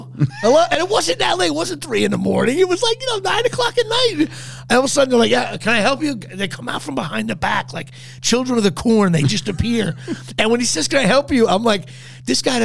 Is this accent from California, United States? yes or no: no; New Jersey, United States; I'm from New Jersey.